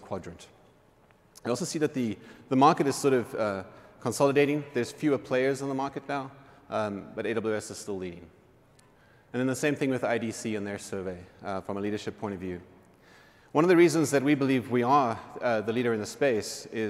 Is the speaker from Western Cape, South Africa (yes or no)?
yes; Cape Town, Western Cape, South Africa; Cape Town, which is my hometown